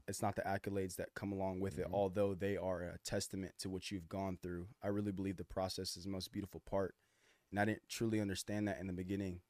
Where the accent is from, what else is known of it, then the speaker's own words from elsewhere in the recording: Austin, Texas, United States; also born or lived in Dallas, Texas; I grew up in Austin, man. Born in Dallas.